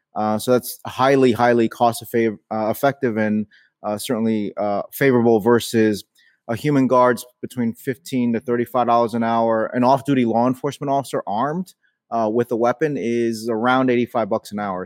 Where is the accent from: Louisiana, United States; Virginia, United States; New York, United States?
New York, United States; New York City; I was born in New York City